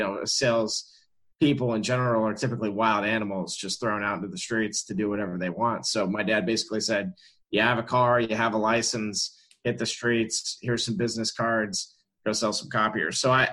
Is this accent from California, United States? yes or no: no; Orlando, Florida, United States; I was born and raised in Orlando, Florida